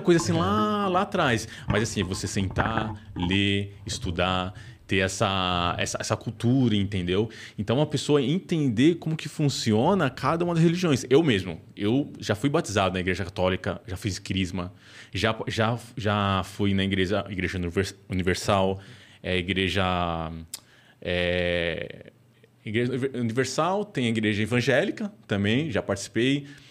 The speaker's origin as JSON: {"language": "Portuguese", "region": "São Paulo", "country": "Brazil", "tie": "born or raised there", "said": "periferia de São Paulo, que era é um lugar mais pobre, e eu via uma oportunidade, cara, é onde eu cresci"}